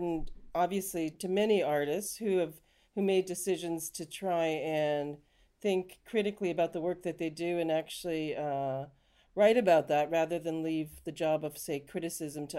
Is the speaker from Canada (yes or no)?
yes; Canada; now in United Kingdom; You can probably tell from my accent, I'm actually from Canada.